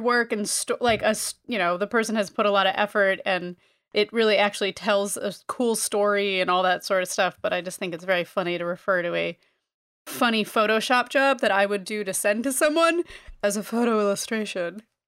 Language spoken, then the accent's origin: English; Northeast, United States; I am from the Northeast.